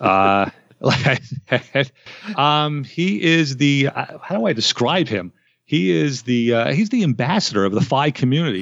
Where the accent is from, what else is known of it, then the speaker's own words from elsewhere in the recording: United States; I was born in America